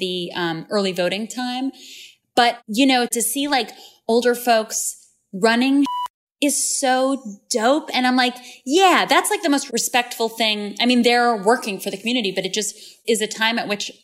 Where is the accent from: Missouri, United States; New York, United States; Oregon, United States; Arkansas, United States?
New York, United States; Long Island; I grew up on Long Island in this very socially conservative town